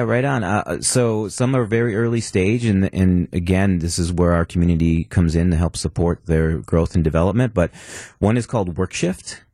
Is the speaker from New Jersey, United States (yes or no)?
no; Milwaukee, Wisconsin, United States; born and raised in Milwaukee, M P S grad